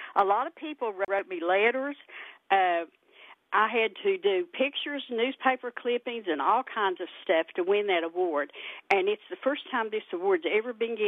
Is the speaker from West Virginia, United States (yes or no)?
yes; Mud Fork, Logan County, West Virginia, United States; we grew up always on Mudfork